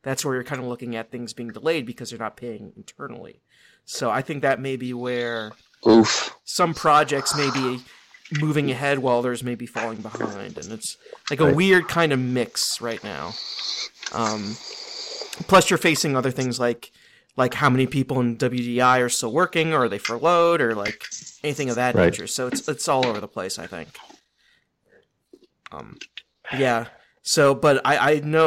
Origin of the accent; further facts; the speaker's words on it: United States; I'm from Cleveland / Pittsburgh